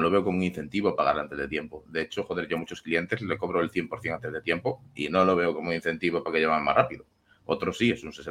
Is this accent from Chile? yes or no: no; Spain; yo vengo de un entorno muy rural y en el pueblo se hacían esas cosas, de ir a sacar animales y te pagaban, de ir a transportar alpacas de hierba seca